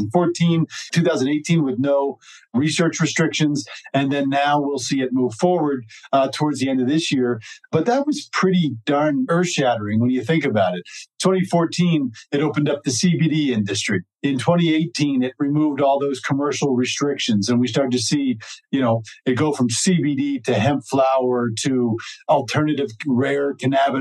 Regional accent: New Jersey, United States; moved away as an adult; now in Colorado, United States; being from New Jersey, growing up in New Jersey is a great, great thing.

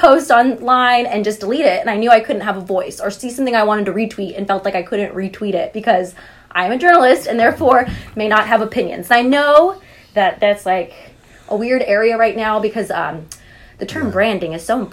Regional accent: Central Valley, California, United States; I'm from the Central Valley

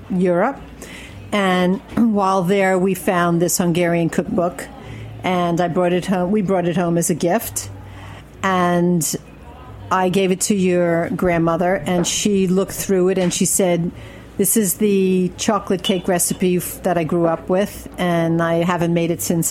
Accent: Brooklyn, New York, United States; moved away as an adult; Brooklyn, of course. Ocean Avenue, Erasmus Hall.

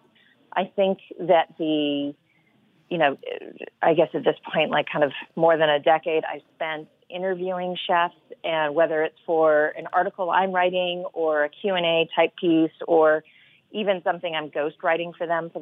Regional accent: the South, United States; I grew up in the South

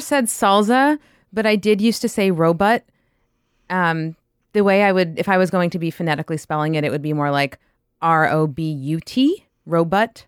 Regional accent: New York, United States; I grew up in New York

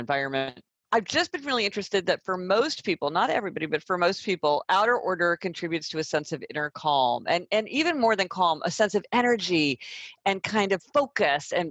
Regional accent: Kansas City, Missouri, United States; now in New York City, United States; I'm from Kansas City, Missouri, so I spend a couple of weeks in my hometown

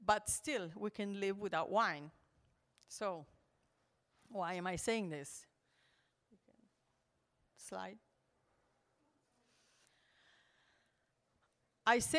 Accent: Switzerland; moved away as an adult; also born or lived in Milan, Italy; now in Maremma, Italy; I was born in Milan, Italy, and I grew up in the Alps in Switzerland

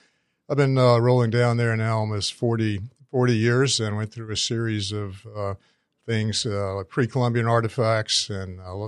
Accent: North Carolina, United States; I grew up in North Carolina

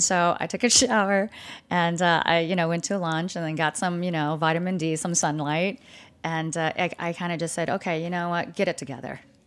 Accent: California, United States; moved away as an adult; also born or lived in Vietnam / Malaysia; now in Dallas, United States; growing up in California

